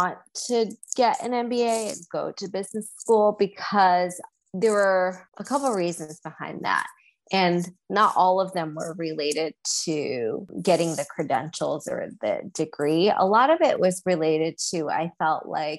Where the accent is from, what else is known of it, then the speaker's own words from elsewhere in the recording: Southern California, United States; also born or lived in China; being born in China and growing up in Southern California